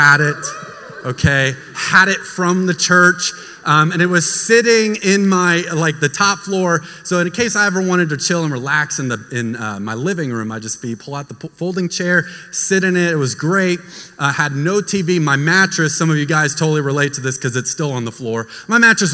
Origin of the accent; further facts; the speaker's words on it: United States; moved away; also born or lived in Florida; I grew up in Texas and Florida